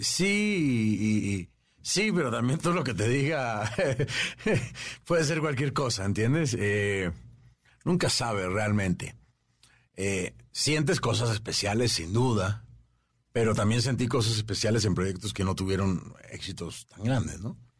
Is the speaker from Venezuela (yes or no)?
yes; Venezuela; yo soy venezolano